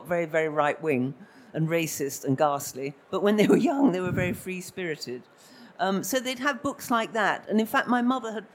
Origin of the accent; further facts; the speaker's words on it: London, United Kingdom; moved away as an adult; I come from Camden Town